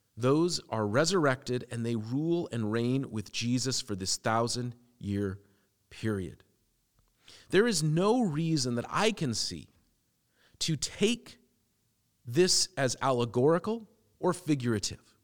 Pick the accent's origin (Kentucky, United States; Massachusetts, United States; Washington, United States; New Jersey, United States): Washington, United States; Seattle; I grew up in Seattle